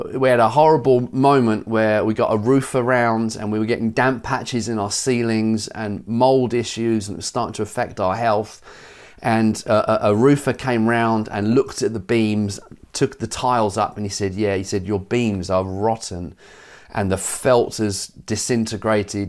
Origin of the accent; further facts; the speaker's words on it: Brighton, South East England, United Kingdom; growing up in Brighton